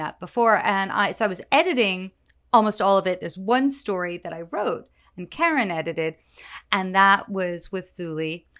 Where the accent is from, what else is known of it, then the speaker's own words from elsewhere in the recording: New York City, New York, United States; I grew up in New York City